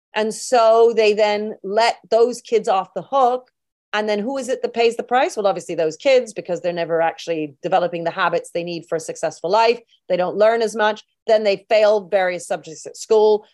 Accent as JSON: {"language": "English", "country": "United Kingdom", "said": "We're all British together."}